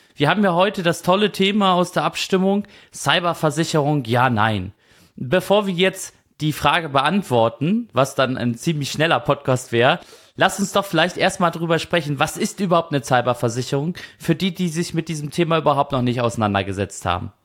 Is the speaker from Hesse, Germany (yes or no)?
no; Kiel, Schleswig-Holstein, Germany; Ich komme ja aus Kiel, also Katzensprung entfernt